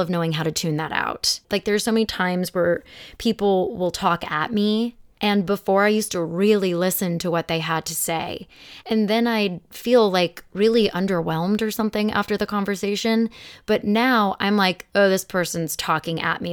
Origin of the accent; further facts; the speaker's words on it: Phoenix, Arizona, United States; moved away as an adult; now in Los Angeles, United States; I'm from Phoenix, but I've lived here for sixteen years.